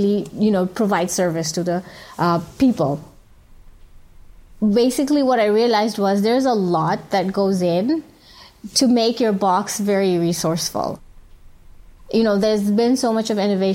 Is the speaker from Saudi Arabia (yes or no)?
yes; Saudi Arabia; moved away as an adult; also born or lived in Bangladesh; now in Cox's Bazar, Bangladesh; I'm a Bangladeshi physician, but I was born and raised in Saudi Arabia